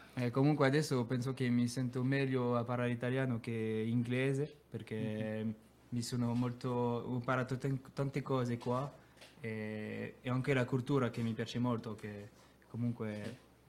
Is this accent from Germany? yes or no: no; France; Italian is a second language; moved away as an adult; also born or lived in Grenoble; now in Bari, Italy; io vengo dalla Francia, abito vicino a Lione, una città che si chiama Grenoble